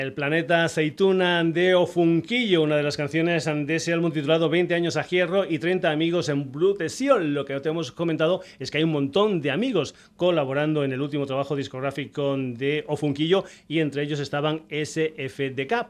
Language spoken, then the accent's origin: Spanish; Mérida, Extremadura, Spain; en mi tierra, concretamente en Mérida